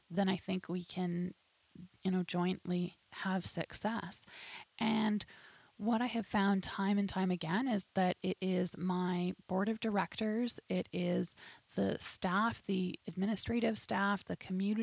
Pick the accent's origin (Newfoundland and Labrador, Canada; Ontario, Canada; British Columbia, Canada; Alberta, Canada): British Columbia, Canada; Dawson Creek; I was born and raised in Dawson Creek